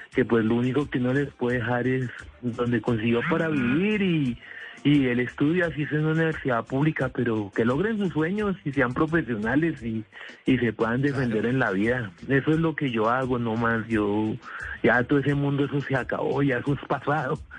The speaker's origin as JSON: {"language": "Spanish", "country": "Colombia", "said": "lucho por mis hijos y por mi familia para poder trabajar como todo colombiano"}